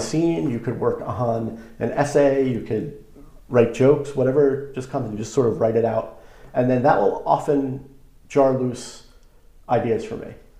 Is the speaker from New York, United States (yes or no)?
yes; Long Island, New York, United States; growing up on Long Island